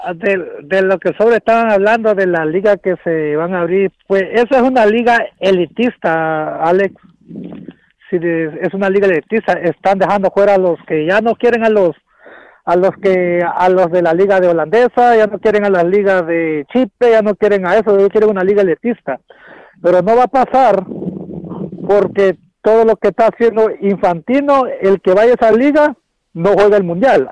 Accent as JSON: {"language": "Spanish", "country": "Mexico", "said": "Yo como mexicano"}